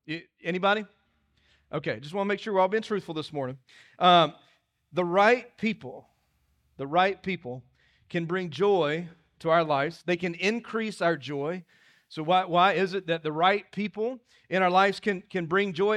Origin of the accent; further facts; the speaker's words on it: Dillon, South Carolina, United States; moved away; When people ask where I'm from, I'm, I'm, tell people I'm from Dillon, 'cause that's where I'm from.